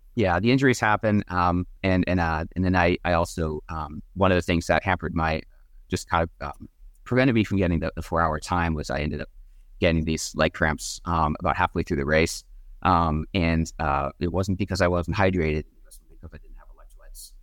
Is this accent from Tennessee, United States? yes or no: no; Wellesley, Massachusetts, United States; Wellesley is actually my hometown